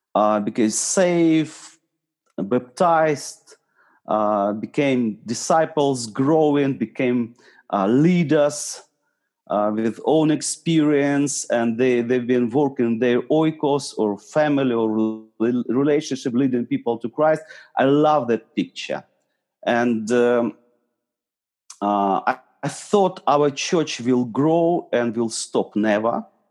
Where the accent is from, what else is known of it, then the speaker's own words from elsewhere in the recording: Eastern Ukraine, Ukraine; I'm from Ukraine. Originally, I'm from east of Ukraine.